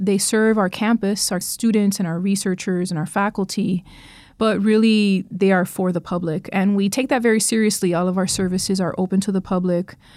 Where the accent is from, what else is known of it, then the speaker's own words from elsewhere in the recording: Miami, Florida, United States; moved away as an adult; also born or lived in New Orleans / Boston; now in North Carolina, United States; I'm not from North Carolina, I'm from Miami, Florida, so the state itself is new to me.